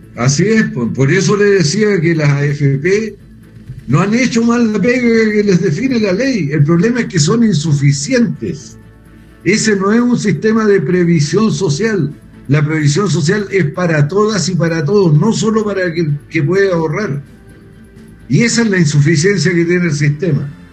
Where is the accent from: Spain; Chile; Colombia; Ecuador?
Chile; yo soy chileno